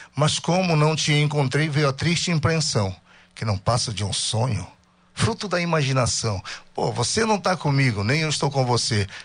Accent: Barcarena, Pará, Brazil; Eu sou de Barcarena e comecei lá na década de 90.

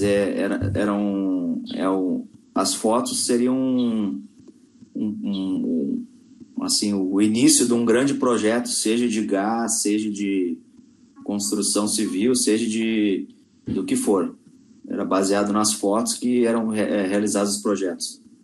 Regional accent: Porto Alegre, Rio Grande do Sul, Brazil; moved away as an adult; also born or lived in Manaus / China; eu sou natural de Porto Alegre

